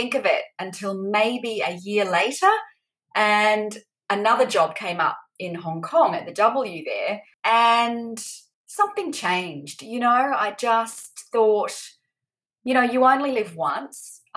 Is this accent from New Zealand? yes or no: yes; New Zealand; moved away as an adult; I'm originally from New Zealand